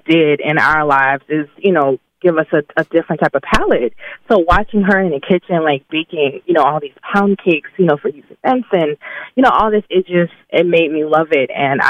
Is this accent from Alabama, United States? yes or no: yes; Birmingham, Alabama, United States; I'm from the Ham. Yes. I am from the Ham. I have to represent in my magic city.